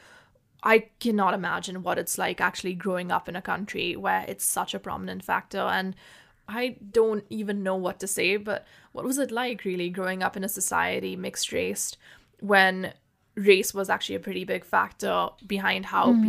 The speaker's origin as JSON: {"language": "English", "country": "India", "tie": "born or raised there", "said": "Personally, I never had to think about race growing up in India. It's not a very huge factor here, considering everyone is just different shades of brown."}